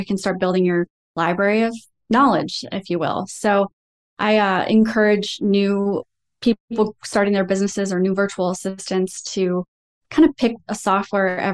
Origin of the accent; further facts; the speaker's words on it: Iowa, United States; I was also raised in the Midwest, and we're just known for having really great work ethics. I'm from Iowa